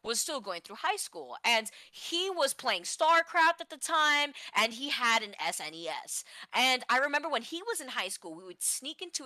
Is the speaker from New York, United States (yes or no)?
no; Florida, United States; I'm from Florida